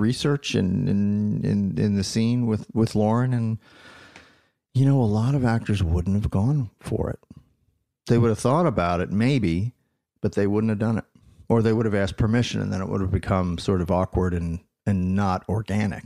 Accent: New Jersey, United States; also born or lived in Philadelphia, Pennsylvania / Los Angeles, California; now in California, United States; I was born in Philadelphia, grew up in South Jersey

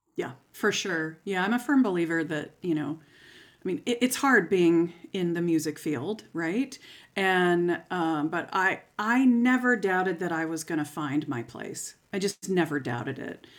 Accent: St. Petersburg, Florida, United States; moved away as an adult; now in Lincoln, United States; I grew up in Saint Petersburg, Florida

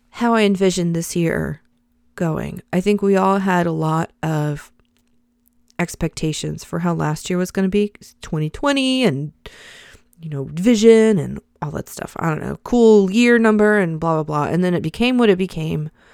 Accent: the South, United States; I'm a Christian in the United States of America. I'm a Southerner.

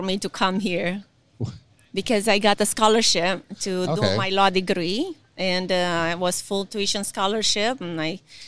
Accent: Romania; moved away as an adult; now in United States; I am originally from Romania. I came here about 25 years ago. So I'm Romerican now.

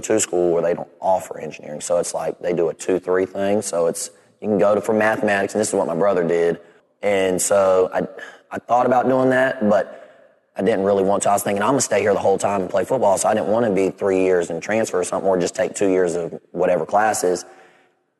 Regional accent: Clemson, South Carolina, United States; growing up in Clemson, you don't know anything but Clemson.

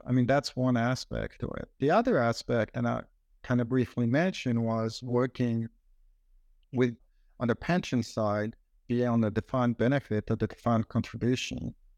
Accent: Switzerland; moved away as an adult; now in United States; growing up in Switzerland

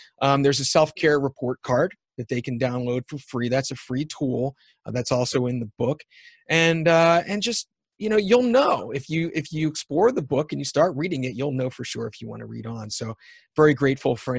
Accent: United States; also born or lived in Canada; being an American

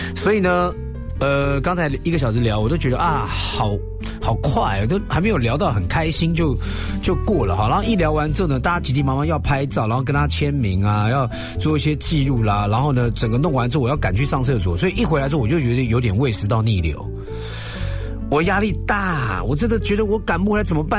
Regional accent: Taiwan; 我们台湾人

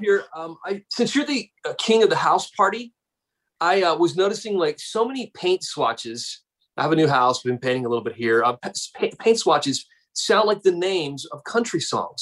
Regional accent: South Carolina, United States; Growing up in South Carolina, same thing because uh, there was no other team for us but the Braves

